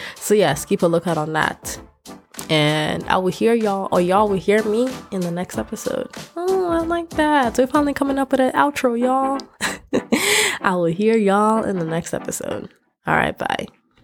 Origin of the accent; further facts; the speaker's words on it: Nigeria; now in United States; I'm Nigerian, but I'm also Yoruba and I'm also I, I'm also Ishan